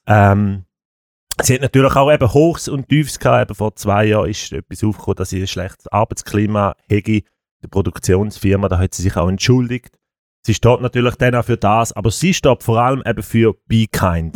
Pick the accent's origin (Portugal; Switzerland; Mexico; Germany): Switzerland; als Schweizer